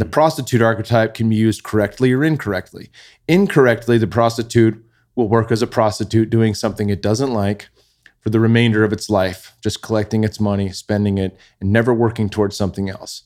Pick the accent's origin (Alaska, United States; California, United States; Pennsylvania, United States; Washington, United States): California, United States; Bay Area; we grew up in the Bay Area, pinch and pennies, living in apartments and condos